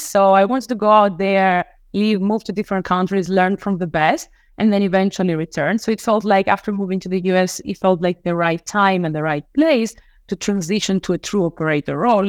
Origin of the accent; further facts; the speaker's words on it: Crete, Greece; moved away as an adult; now in United States; I was born and raised in Crete in Greece